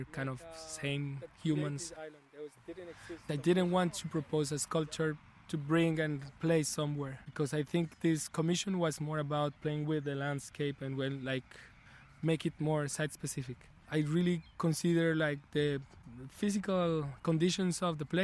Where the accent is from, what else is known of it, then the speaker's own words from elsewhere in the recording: Colombia; moved away as an adult; now in Paris, France; I was born and raised in Colombia and then been living in Paris for the past 15 years.